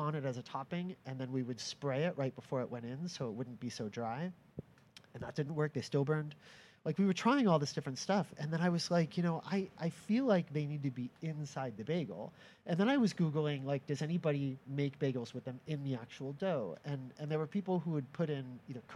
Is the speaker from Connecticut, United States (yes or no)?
yes; Orange, Connecticut, United States; I grew up just outside New Haven in a little town called Orange